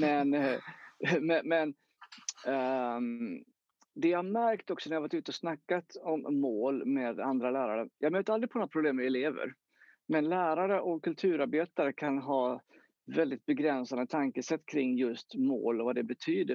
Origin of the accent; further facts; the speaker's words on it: Jönköping, Jönköping County, Sweden; jag växte upp eh, i Jönköping